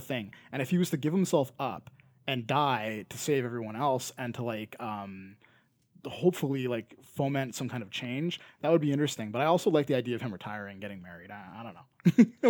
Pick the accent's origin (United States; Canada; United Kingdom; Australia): Canada; accent: Canadian; not every Canadian says A as much as